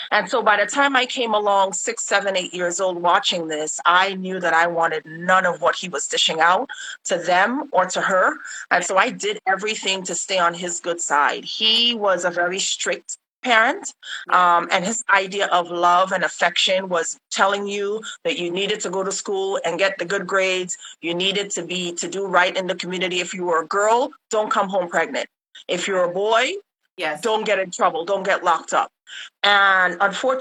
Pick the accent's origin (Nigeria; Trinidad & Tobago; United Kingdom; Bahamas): Trinidad & Tobago; Laventille; I am from Laventil.